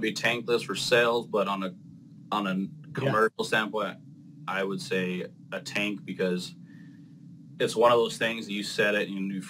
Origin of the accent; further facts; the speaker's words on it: Arizona, United States; I grew up in Arizona.